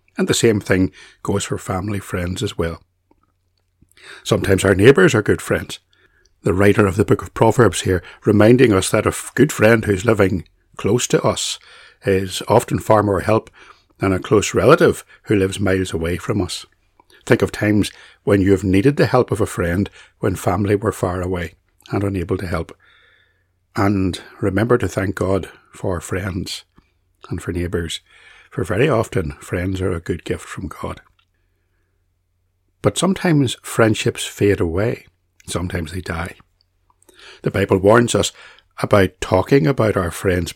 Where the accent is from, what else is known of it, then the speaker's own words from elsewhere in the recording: Northern Ireland, United Kingdom; I was from Northern Ireland